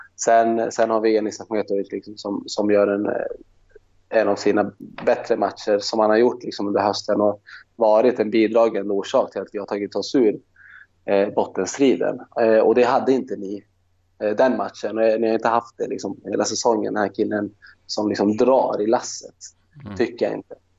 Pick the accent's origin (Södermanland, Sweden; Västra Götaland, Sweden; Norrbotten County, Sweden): Norrbotten County, Sweden; Luleå; moved away; Jag är från Luleå